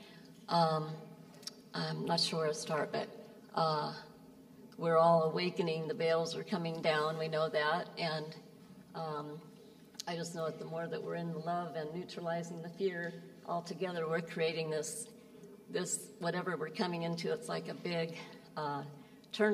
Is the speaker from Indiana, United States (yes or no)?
yes; Fort Wayne, Indiana, United States; moved away; I was born in Fort Wayne, Indiana